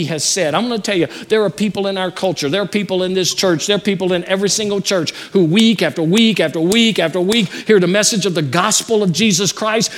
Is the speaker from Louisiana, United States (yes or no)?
yes; Louisiana, United States; moved away; I'm from Louisiana